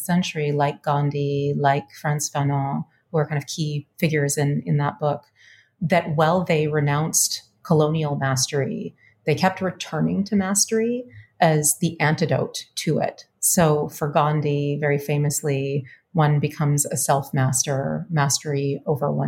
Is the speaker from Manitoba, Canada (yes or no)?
yes; Winnipeg, Manitoba, Canada; moved away as an adult; now in Richmond, United States; I am a Canadian person. I grew up in Winnipeg to diasporic parents, both immigrant.